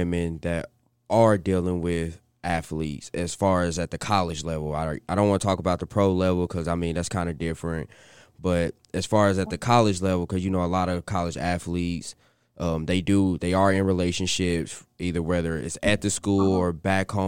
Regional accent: Kansas City, United States; I'm from Kansas City

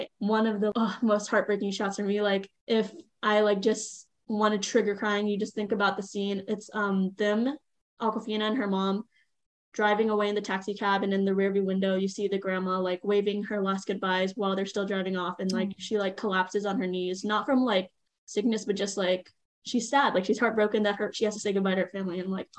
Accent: United States; I am Chinese American

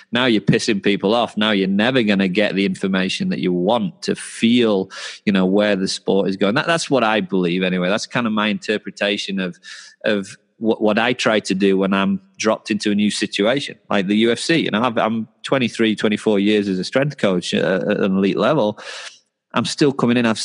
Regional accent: England, United Kingdom; I'm English, right?

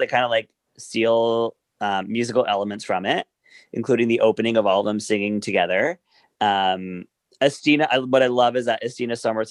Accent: Darlington, North East England, United Kingdom; Darling, I'm from Darlington.

